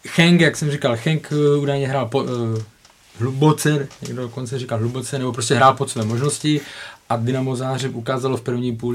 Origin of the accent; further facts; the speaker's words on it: Ostrava, Moravian-Silesian Region, Czechia; já pocházím z Ostravy